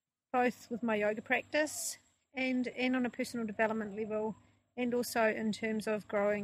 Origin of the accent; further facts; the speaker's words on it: New Zealand; I'm from New Zealand.